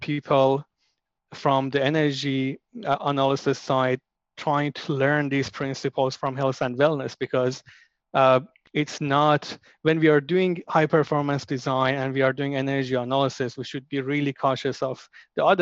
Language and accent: English; Iran; moved away; I'm from Iran.